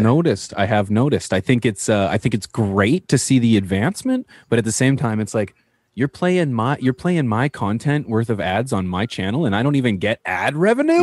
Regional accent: Canada; as Canadian

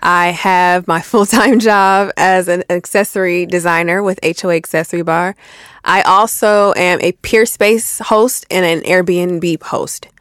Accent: Buffalo, New York, United States; moved away as an adult; now in Atlanta, United States; I'm from Buffalo

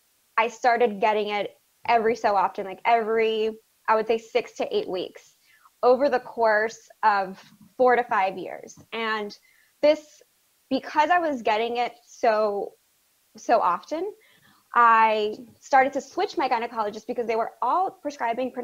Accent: South Florida, United States; I grew up in South Florida in a predominantly Hispanic household

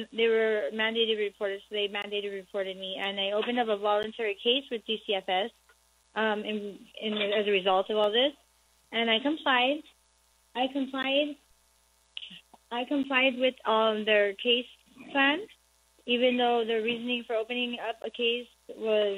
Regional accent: Pomona, California, United States; I'm actually from Pomona, Los Angeles County

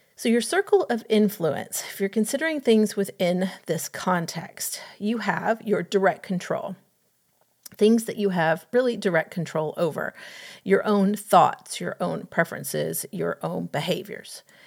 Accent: Atlanta, Georgia, United States; having grown up in Atlanta

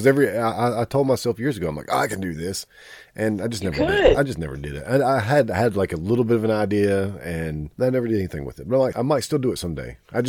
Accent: Kings Mountain, North Carolina, United States; Well, see, I come from Kings Mountain. It's about 30 minutes to the Milestone

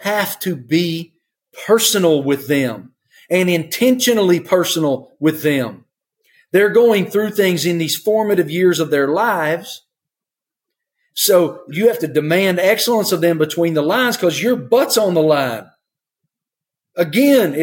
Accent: Appalachia, United States; I grew up in Appalachia, farm country, small rural America, the rural South.

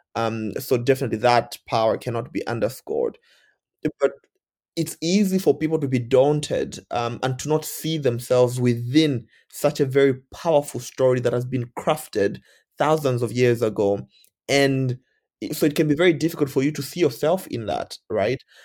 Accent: Zambia; moved away as an adult; also born or lived in India; I'm from Zambia

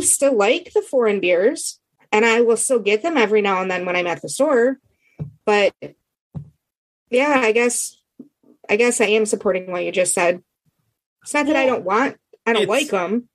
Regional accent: Michigan, United States; I'm from Michigan.

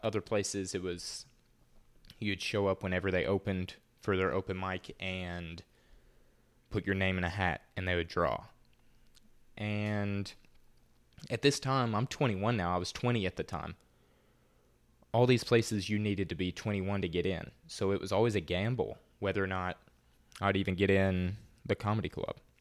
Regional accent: the South, United States; accent: Southern; more of a Southern accent than I have

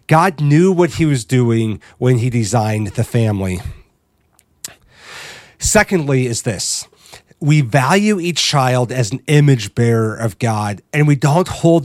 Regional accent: Midwest, United States; Growing up in the Midwest, there's always an emphasis on what kind of a family someone came from

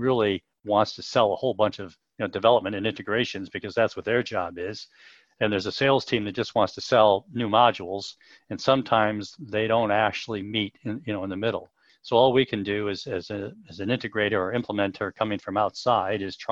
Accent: United States; moved away as an adult; also born or lived in Europe; now in United Kingdom; I'm an American, but I've lived in Europe for about 30 years

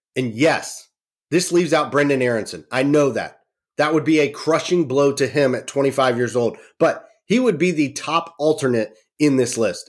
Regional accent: Charlotte, North Carolina, United States; born and raised in Charlotte, North Carolina

